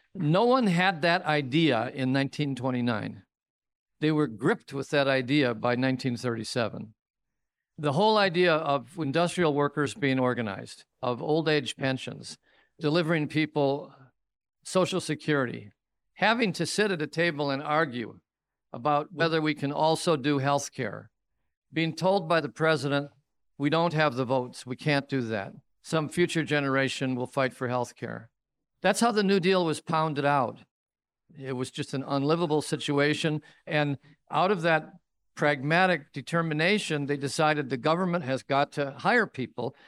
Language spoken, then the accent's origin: English; Royal Oak, Michigan, United States; my hometown of Royal Oak or Hamtramck